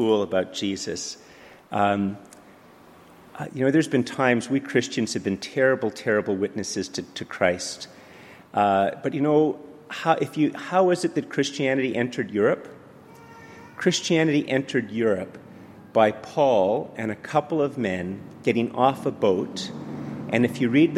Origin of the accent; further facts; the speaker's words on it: Montreal, Quebec, Canada; moved away; also born or lived in Ottawa; I grew up in Montreal and then lived in Ottawa